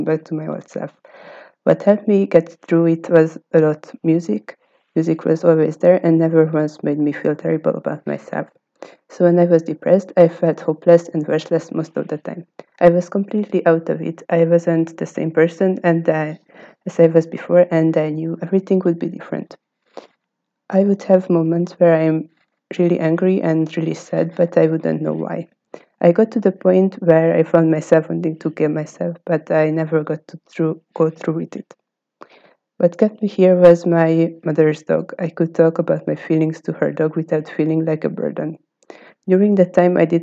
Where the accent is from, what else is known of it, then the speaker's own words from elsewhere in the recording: Hungary; from Hungary